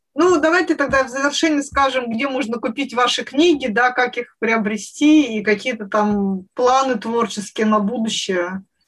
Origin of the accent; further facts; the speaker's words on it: Siberia, Russia; я провела детство в Сибири